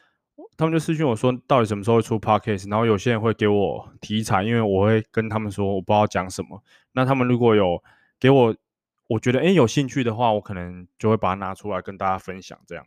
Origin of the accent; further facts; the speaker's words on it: Erlin, Changhua County, Taiwan; 我们就说我彰化人，他说彰化哪里？二林。我就说啊，你怎么知道？